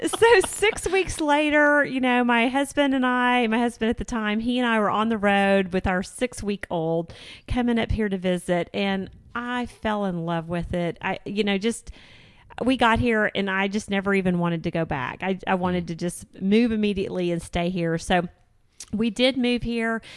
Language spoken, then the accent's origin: English; Houston, Texas, United States; moved away as an adult; now in Northwest Arkansas, United States; I was born and raised in Houston, Texas